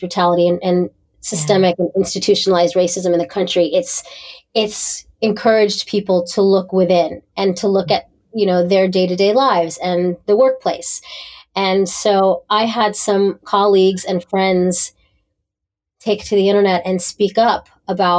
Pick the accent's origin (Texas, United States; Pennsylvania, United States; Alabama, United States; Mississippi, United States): Pennsylvania, United States; Pittsburgh; moved away; I grew up in Pittsburgh, Pennsylvania